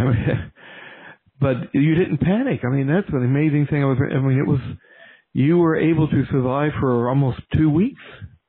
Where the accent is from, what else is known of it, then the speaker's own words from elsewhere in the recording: Louisville, Kentucky, United States; now in Richmond, United States; I'm transplanted. I'm originally from Louisville, Kentucky